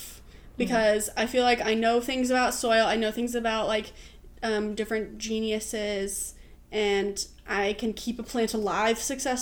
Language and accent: English; Oregon, United States; now in Los Angeles, United States; growing up in Oregon, like plants everywhere.